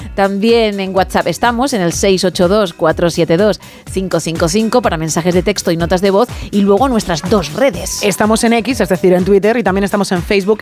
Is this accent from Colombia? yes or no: no; Madrid, Community of Madrid, Spain; yo soy madrileña